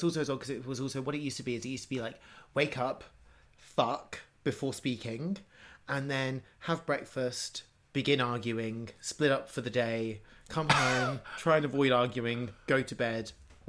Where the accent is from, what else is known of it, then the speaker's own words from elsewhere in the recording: Norfolk, East of England, United Kingdom; I grew up in Norfolk